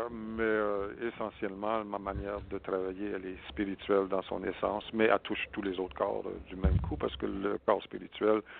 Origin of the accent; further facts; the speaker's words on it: Saskatchewan, Canada; born there; moi, je suis né en Saskatchewan euh, d'une famille canadienne-française qui avait